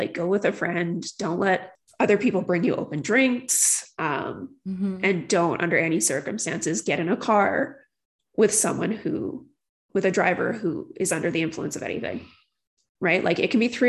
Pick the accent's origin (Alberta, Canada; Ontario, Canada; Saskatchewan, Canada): Alberta, Canada; St. Albert; growing up in St. Albert, there was a problem with drunk driving